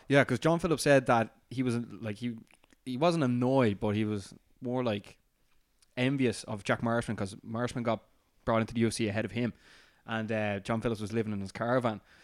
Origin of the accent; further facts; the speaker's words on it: Ireland; as an Irishman